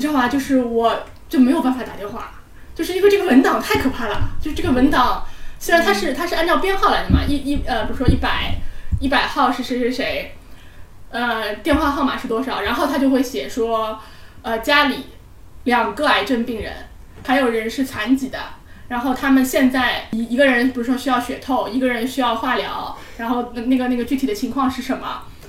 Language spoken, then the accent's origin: Chinese; Shanghai, China; 我们是上海人嘛 我们是保持着上海人的体面和上海人的